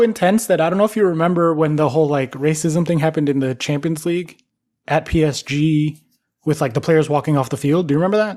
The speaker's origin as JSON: {"language": "English", "country": "United States", "said": "as an American"}